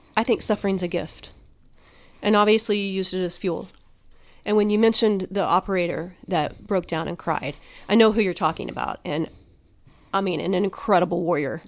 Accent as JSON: {"language": "English", "region": "Oklahoma", "country": "United States", "said": "I'm from Oklahoma"}